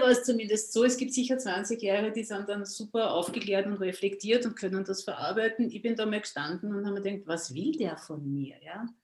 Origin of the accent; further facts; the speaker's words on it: Austria; ich komme aus Österreich, wie man vielleicht an meiner Aussprache hört, an meinem Dialekt